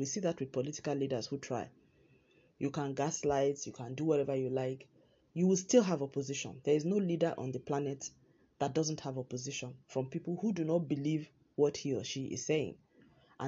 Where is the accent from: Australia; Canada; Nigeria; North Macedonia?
Nigeria; moved away; my home country, Nigeria